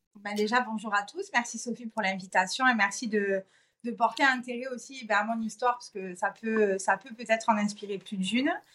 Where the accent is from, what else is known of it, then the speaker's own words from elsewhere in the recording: Marseille, Provence-Alpes-Côte d'Azur, France; moved away; also born or lived in Corsica; je suis originaire de Marseille